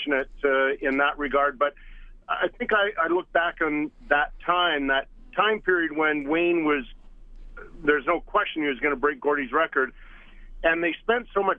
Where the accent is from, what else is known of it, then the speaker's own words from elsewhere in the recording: Edmonton, Alberta, Canada; moved away; I grew up in Edmonton, and as a young boy growing up in Elmwood in the west part of town